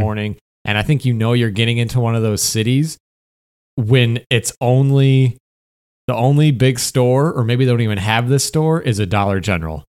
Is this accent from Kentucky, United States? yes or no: no; Michigan, United States; moved away as an adult; also born or lived in Detroit, Michigan / Upper Peninsula, Michigan; now in California, United States; I'm from Michigan